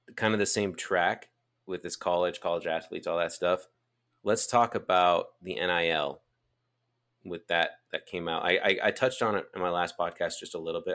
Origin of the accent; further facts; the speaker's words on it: Draper, Utah, United States; we grew up in Draper. Our most formidable years took place in Draper.